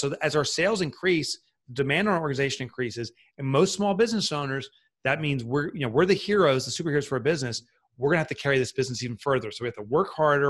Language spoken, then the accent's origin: English; Boonton, New Jersey, United States; I grew up in a, town called Boonton, New Jersey.